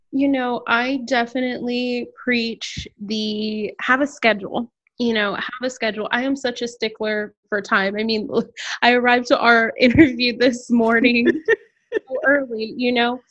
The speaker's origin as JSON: {"language": "English", "town": "San Antonio", "region": "Texas", "country": "United States", "also_born_or_lived": "Houston, Texas", "moved": "as an adult", "lives_now": "Austin, United States", "said": "I am originally from San Antonio, Texas"}